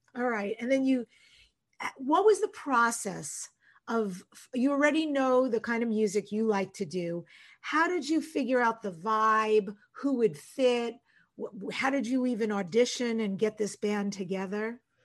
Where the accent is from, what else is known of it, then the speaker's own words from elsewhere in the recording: North Bellmore, New York, United States; I'm originally from North Belmore, Long Island, in New York